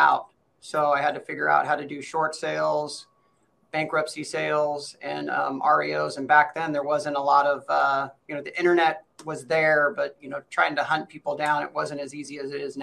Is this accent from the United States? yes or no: yes; Seattle, Washington, United States; born and raised Seattle, Washington